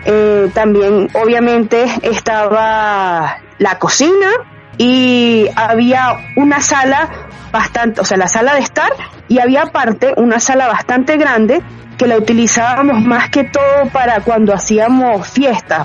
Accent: San José de los Altos, Miranda, Venezuela; also born or lived in Caracas, Venezuela; now in Panama; Yo nací en Caracas, en la ciudad de Caracas, pero desde chiquita viví en un pueblito que queda como a 45 minutos de Caracas, que se llama San José de los Altos.

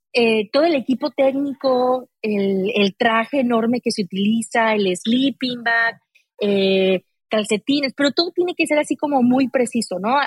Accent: Aguascalientes, Mexico; yo soy de Aguascalientes, eh, donde no hay montañas

